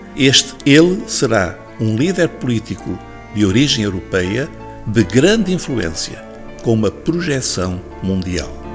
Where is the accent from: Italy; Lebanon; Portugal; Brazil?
Portugal; nós, como portugueses